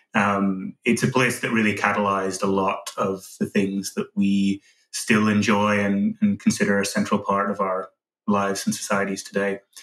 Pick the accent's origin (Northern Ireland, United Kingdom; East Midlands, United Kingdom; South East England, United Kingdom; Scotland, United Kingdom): Northern Ireland, United Kingdom; growing up in Northern Ireland